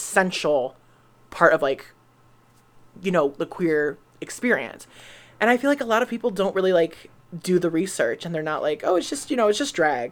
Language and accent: English; Kent, Ohio, United States; So I'm from Kent